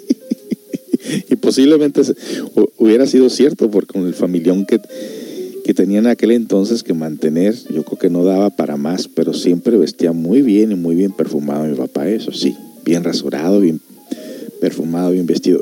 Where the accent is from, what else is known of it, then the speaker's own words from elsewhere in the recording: Mexico; now in United States; Todos nosotros los que somos de México